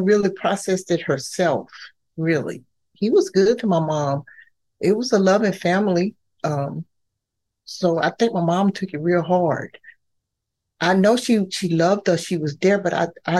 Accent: Pensacola, Florida, United States; We grew up in Pensacola, Florida

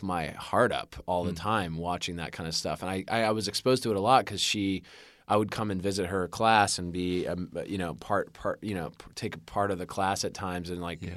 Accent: Winnetka, Illinois, United States; also born or lived in Chicago, Illinois; I was raised in Winnetka, Illinois

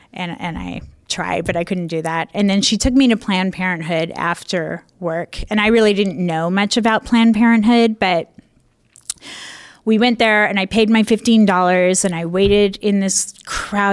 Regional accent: Spokane, Washington, United States; moved away as an adult; also born or lived in Chicago / San Francisco; I grew up in Spokane.

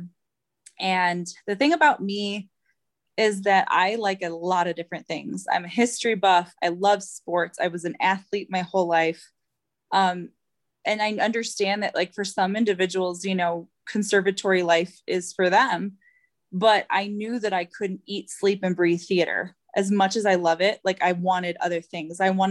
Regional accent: Diamond, Illinois, United States; moved away as an adult; now in Colorado, United States; I grew up in the small town of Diamond, Illinois

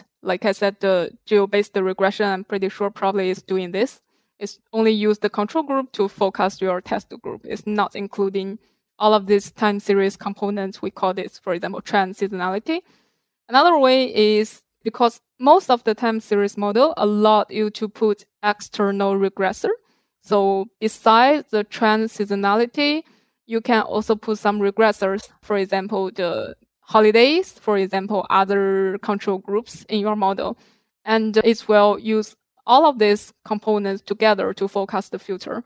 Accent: China; moved away; In China, I was originally from China

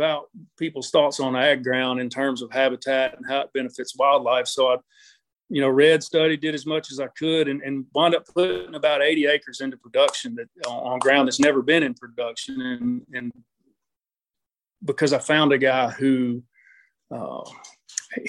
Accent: Memphis, Tennessee, United States; I was born and raised in the Memphis area

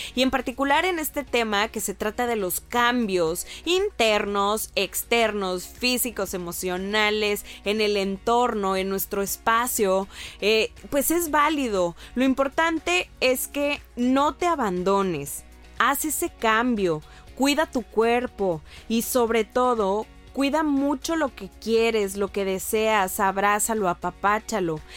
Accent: Mexico

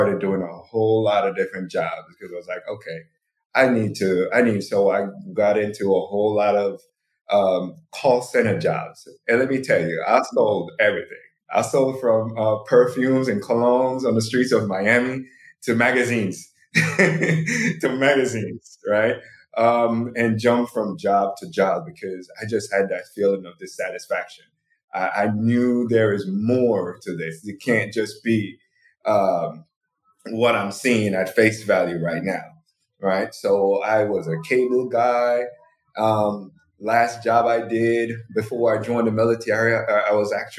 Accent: Jamaica; moved away as an adult; now in United States; I'm born Jamaican, so I moved to the U.S. in 2008 for school

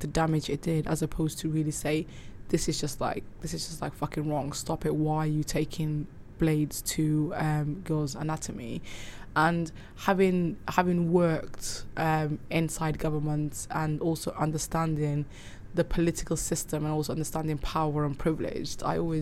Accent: Cardiff, Wales, United Kingdom; also born or lived in Somaliland / Manchester / Dubai; So when I was growing up in Cardiff

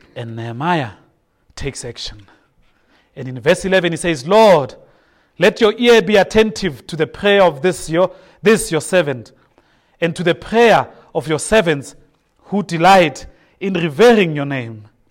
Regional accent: Soweto, Gauteng, South Africa; I grew up in Soweto

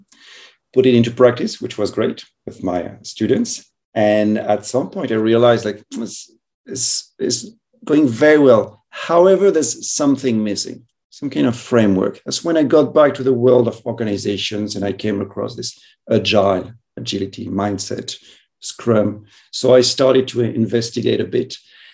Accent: France; moved away as an adult; also born or lived in Madrid / northern Spain; now in Spain; I'm from France and traveled a bit.

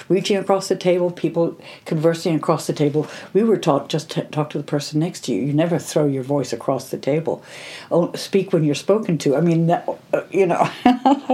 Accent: United States; moved away as an adult; now in England; coming from America to England when I was 18 years old

